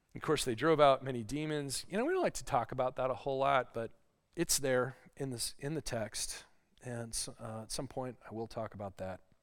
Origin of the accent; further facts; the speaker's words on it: Lake Michigan, Midwest, United States; I grew up on Lake Michigan